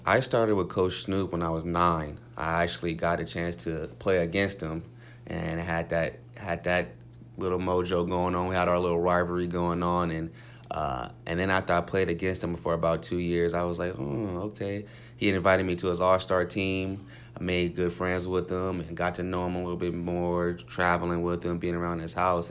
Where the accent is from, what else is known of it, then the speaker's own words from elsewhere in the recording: Compton, California, United States; moved away as an adult; also born or lived in Cleveland; Coming from Compton.